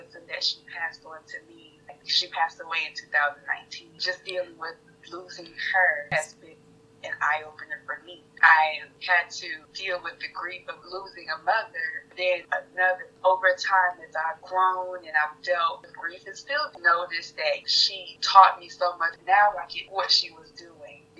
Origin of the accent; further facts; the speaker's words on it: Walterboro, South Carolina, United States; I am originally from Walterboro, South Carolina, and I was raised by my grandparents